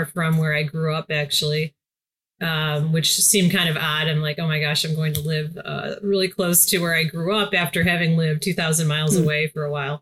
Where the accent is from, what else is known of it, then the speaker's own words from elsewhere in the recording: Detroit area, Michigan, United States; moved away as an adult; also born or lived in Los Angeles; to come back to my hometown and really build things here